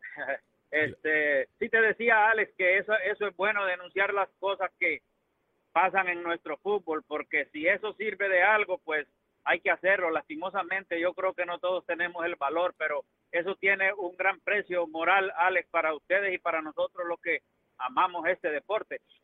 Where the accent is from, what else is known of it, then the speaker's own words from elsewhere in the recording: Honduras; yo soy hondureño